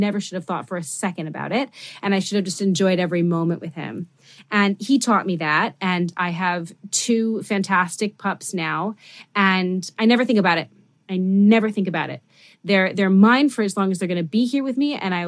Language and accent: English; New York City, New York, United States; I never got to have dogs when I was growing up because I grew up in New York City and the building that I lived in didn't allow them.